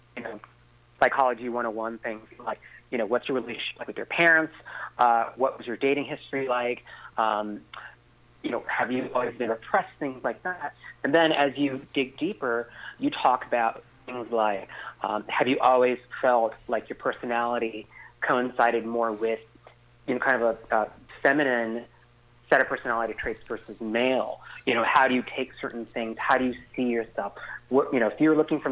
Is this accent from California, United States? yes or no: yes; San Diego, California, United States; now in San Francisco Bay Area, United States; I'm originally from San Diego